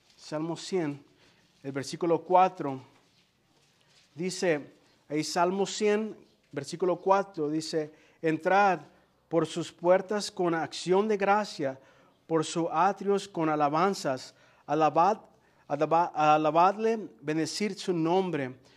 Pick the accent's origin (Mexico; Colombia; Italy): Mexico; Guadalajara, Jalisco; Yo soy, yo soy de Jalisco, ¿eh? De Guadalajara, Jalisco. Entonces yo sí soy tapatío.